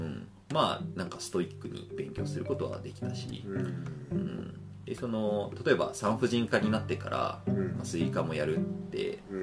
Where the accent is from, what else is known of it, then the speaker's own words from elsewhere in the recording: Nisshin, Aichi, Japan; 僕は愛知県のしがないちっちゃい日清市っていうところで生まれ育ってる